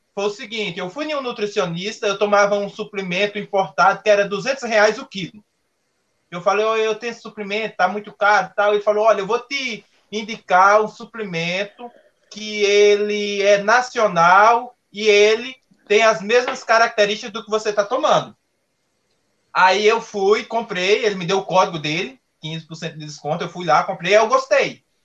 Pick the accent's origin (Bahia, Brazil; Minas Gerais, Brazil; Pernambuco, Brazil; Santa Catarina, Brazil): Pernambuco, Brazil; now in São Paulo, Brazil; não teria saído lá da minha cidade, lá em Pernambuco, é, e teria vindo aqui para São Paulo